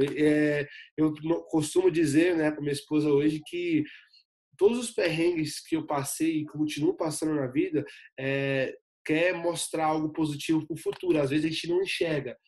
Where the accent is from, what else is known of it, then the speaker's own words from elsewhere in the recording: Ceilândia, Federal District, Brazil; moved away as an adult; also born or lived in Recanto das Emas; now in United States; eu sou de Brasília, né, a capital federal, e nascido e criado na, na comunidade da Ceilândia, né, na cidade da Ceilândia